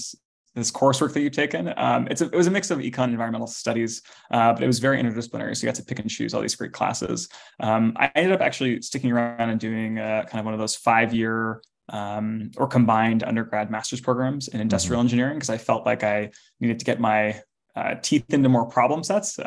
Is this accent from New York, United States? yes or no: no; Los Altos, California, United States; I grew up in Los Altos, which is in the Bay Area